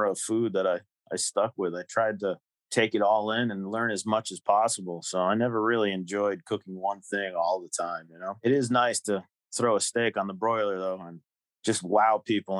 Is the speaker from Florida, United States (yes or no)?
no; Liberty, New York, United States; I was born and raised in Liberty, New York